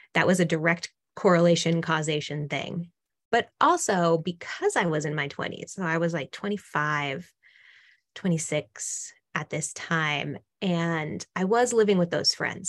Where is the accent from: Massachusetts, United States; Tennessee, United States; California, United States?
Massachusetts, United States; now in Austin, United States; I'm originally from Massachusetts, but I was living in, you know, still living in Austin, Texas